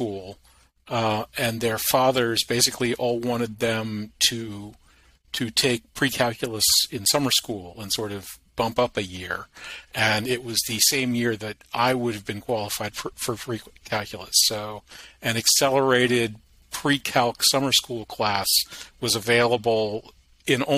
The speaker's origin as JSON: {"language": "English", "town": "Charlottesville", "region": "Virginia", "country": "United States", "tie": "born or raised there", "said": "I'm born and raised Charlottesvillian."}